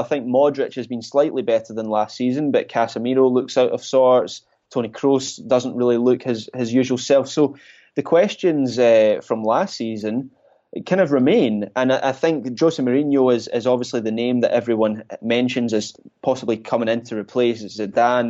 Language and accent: English; Scotland, United Kingdom; I'm Scottish